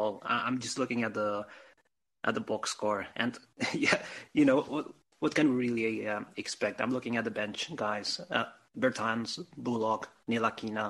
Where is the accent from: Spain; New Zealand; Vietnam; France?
Spain; I'm also from Spain